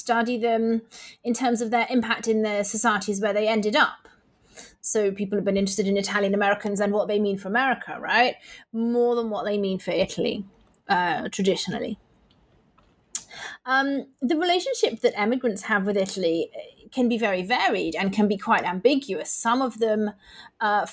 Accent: Manchester, North West England, United Kingdom; born and raised in Manchester like me

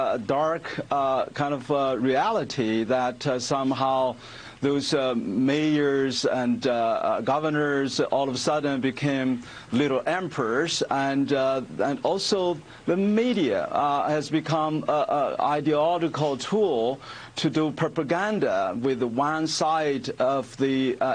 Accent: China; moved away as an adult; now in United States; I was born, raised, educated under communist China.

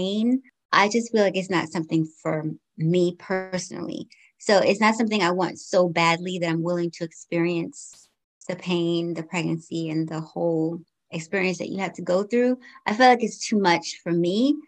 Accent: United States; also born or lived in Georgetown, Guyana; I came to the States when I was 5 years old. So I've been here for quite some time now. I grew up here

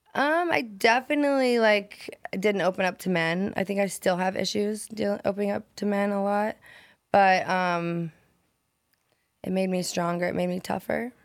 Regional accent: Nebraska, United States; moved away as an adult; Nebraska, a tiny little town

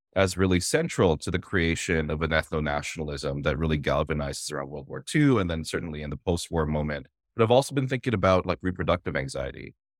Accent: Toronto, Ontario, Canada; myself and the Filipino Toronto community associated being Filipino with those spaces

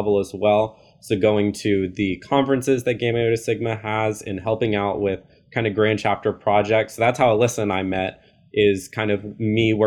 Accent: Dallas, Texas, United States; also born or lived in San Antonio, Texas; I'm from Texas, born and raised. I've been here my whole life. I grew up in the DFW area

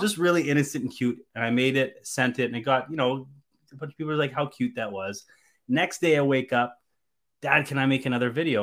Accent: Canada; as a Canadian boy

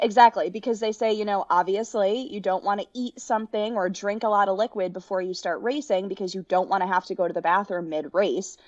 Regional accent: Connecticut, United States; moved away as an adult; also born or lived in Kentucky; born and raised in Connecticut, grew up going to almost every men and women's basketball game at the University of Connecticut

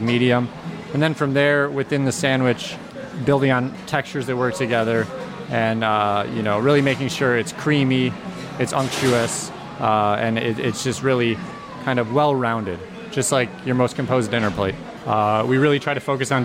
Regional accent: Madison, Wisconsin, United States; moved away; I grew up in the Midwest, in Madison, Wisconsin, where I went to school.

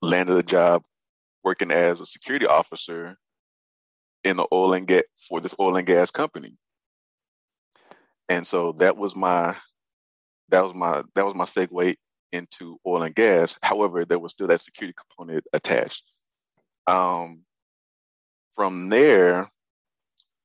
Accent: Fort Worth, Texas, United States; I'm from Fort Worth

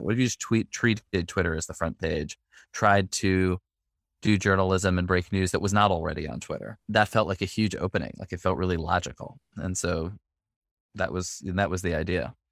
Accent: New York City, New York, United States; now in Brooklyn, United States; I grew up in the Upper West Side of Manhattan

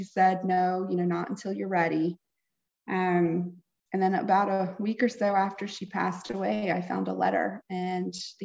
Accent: Raleigh, North Carolina, United States; I am from Raleigh, North Carolina. I live here with my husband

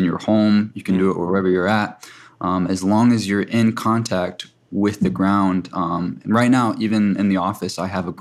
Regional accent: South Dakota, United States; I come from a tribe in South Dakota, and I spent most of my childhood on the reservation

